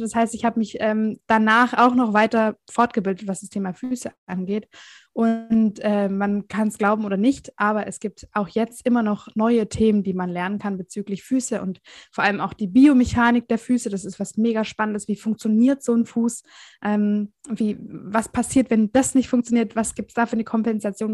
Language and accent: German; Southern Germany, Germany; Ich komme aus dem Süden von Deutschland.